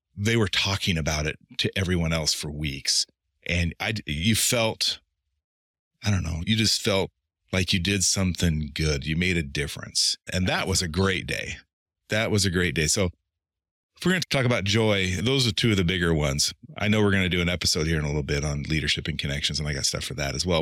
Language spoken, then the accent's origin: English; Eastern Oregon, United States; moved away; also born or lived in Portland; I'm from Eastern Oregon